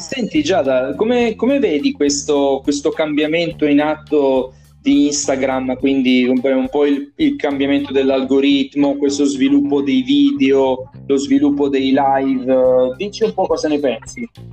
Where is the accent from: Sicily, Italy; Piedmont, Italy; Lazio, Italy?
Lazio, Italy; Rome; nato e cresciuto a Roma